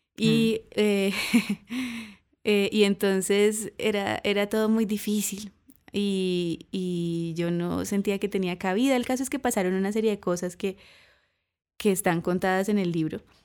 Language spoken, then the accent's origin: Spanish; Cúcuta, Norte de Santander, Colombia; also born or lived in Chicago; porque somos de Cúcuta, ahí en toda la frontera con Venezuela